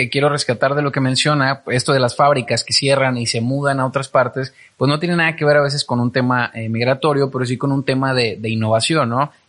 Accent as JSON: {"language": "Spanish", "country": "Mexico", "said": "Como mexicano lo tiene que, que está cambiando"}